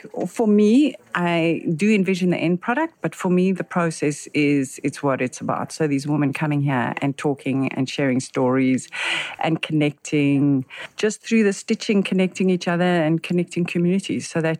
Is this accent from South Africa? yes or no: yes; Johannesburg, Gauteng, South Africa; now in Cape Town, South Africa; So I live in Cape Town, but I'm initially from Joburg.